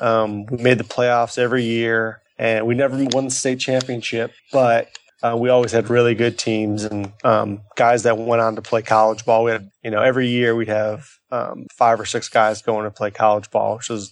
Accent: Chicago, Illinois, United States; So I'm from Chicago. Born and raised in Chicago, and ended up actually going to college up in Northwestern, just, you know, a few miles north of the city.

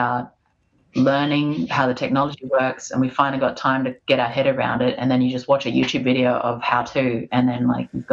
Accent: Australia; also born or lived in Fiji; I was born in Australia with my siblings because my dad's Aussie

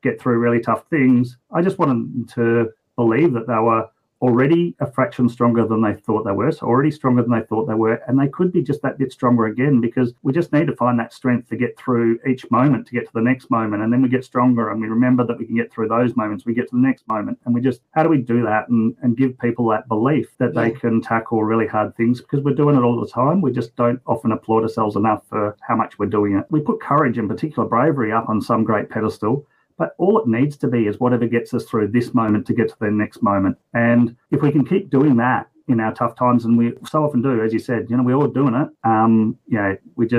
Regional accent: West Coast, Western Australia, Australia; now in Brisbane, Australia; I'm just a pretty average bloke here in Brisbane, Australia. I grew up on the West Coast, though

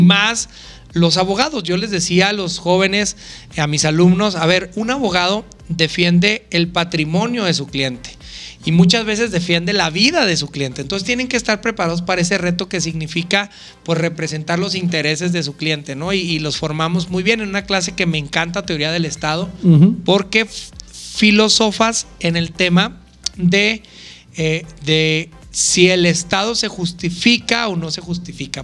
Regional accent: Chihuahua, Mexico; Soy originario, fíjate que yo nací en la colonia Santa Rosa

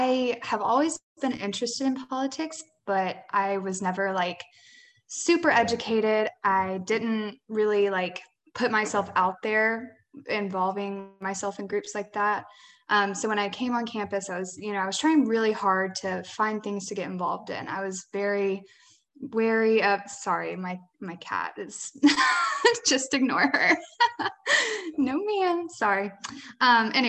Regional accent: Ocean Springs, Mississippi, United States; I grew up in Ocean Springs, Mississippi.

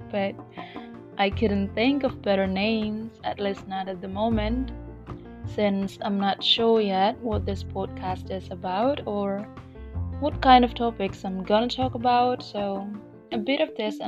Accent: Indonesia; first language Indonesian; English is a second language; I will mostly speak in English and sometimes in Bahasa Indonesia as well, my native language

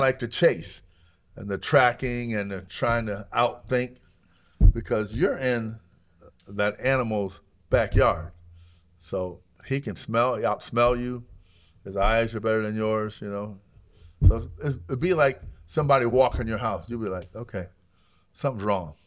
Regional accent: Alabama, United States; moved away; also born or lived in upstate New York; we grew up in Alabama, we hunted for food 'cause we are very poor. So when my dad moved to upstate New York

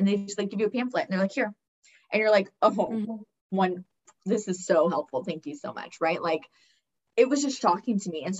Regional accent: California, United States; I come from, you know, we're from California

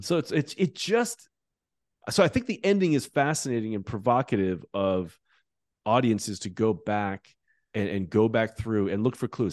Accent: United States; as an American evangelical

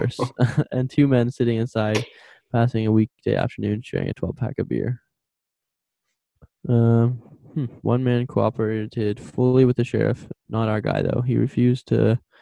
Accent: Canada

